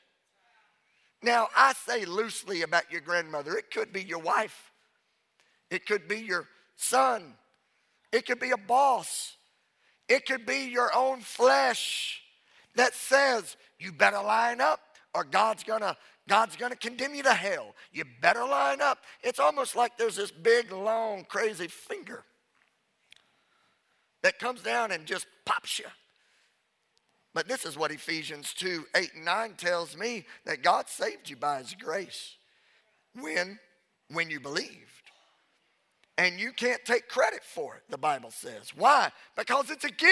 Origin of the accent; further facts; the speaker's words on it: Louisiana, United States; I'm from Louisiana. I said a holt